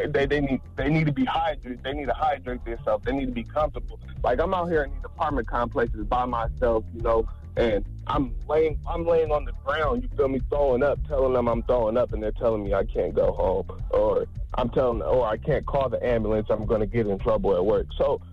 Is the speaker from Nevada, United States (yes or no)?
yes; Las Vegas, Nevada, United States; Man, I'm from Las Vegas, Nevada, man.